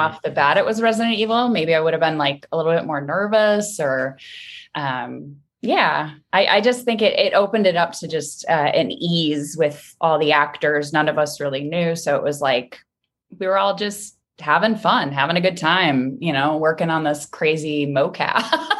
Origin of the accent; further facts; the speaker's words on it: Midwest, United States; I'm from the Midwest